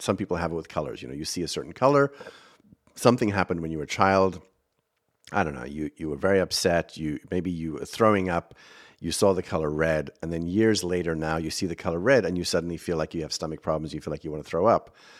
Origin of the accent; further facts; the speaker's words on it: South Africa; accent: South African; moved away as an adult; now in United States; I am from South Africa. I do speak funny.